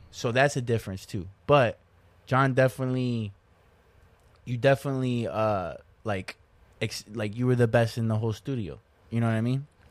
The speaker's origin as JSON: {"language": "English", "region": "Florida", "country": "United States", "tie": "born or raised there", "said": "I'm still technically in my hometown."}